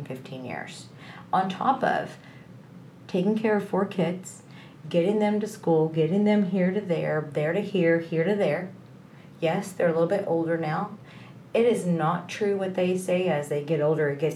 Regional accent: Texas, United States; I'm from Texas. I live in the North Dallas area

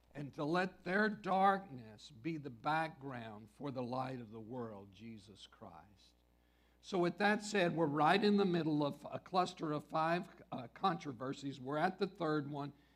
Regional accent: West Texas, United States; I grew up in West Texas

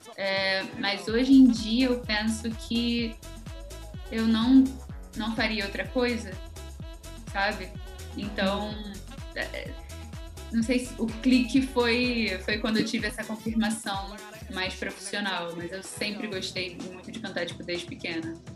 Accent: Niterói, Rio de Janeiro, Brazil; sou de Niterói

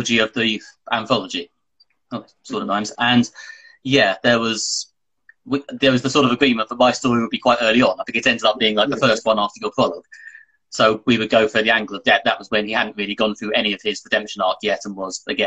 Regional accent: United Kingdom; the British guy

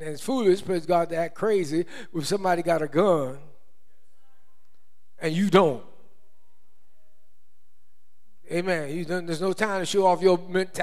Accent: United States; When I was born in the United States of America, I became a United States of America citizen

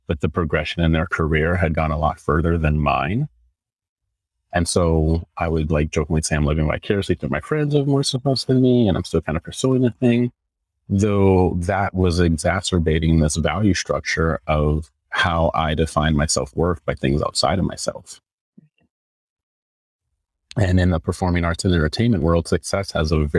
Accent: Northern California, United States; moved away as an adult; also born or lived in New York City; I'm from NorCal

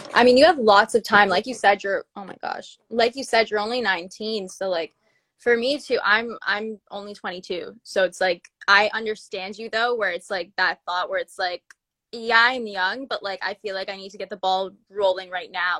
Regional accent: Toronto, Ontario, Canada; I'm from Toronto

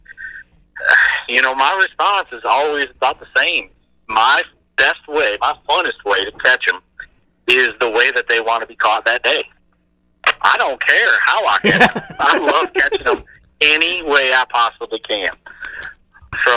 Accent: upstate New York, United States; I'm from upstate New York

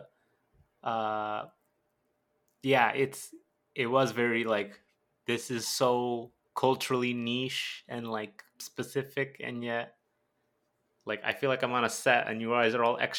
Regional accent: Southern California, United States; we're from Southern California

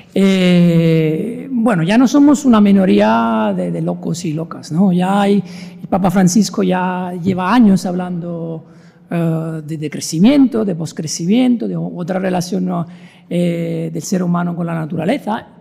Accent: Italy; now in Vigo, Spain; yo soy italiano

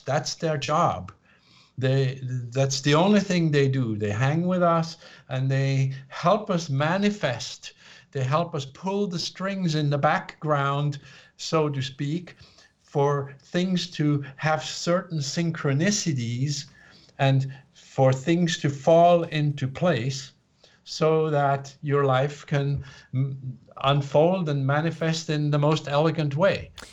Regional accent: Switzerland; moved away as an adult; now in United States; I was born in Switzerland to a family that was very uh, left brain, linear, logical

